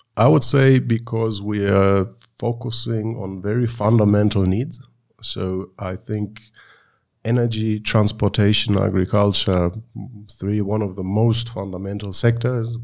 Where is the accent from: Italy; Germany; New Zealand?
Germany; moved away as an adult; now in Uganda; I was born and raised in Germany, but came to Uganda four and a half years ago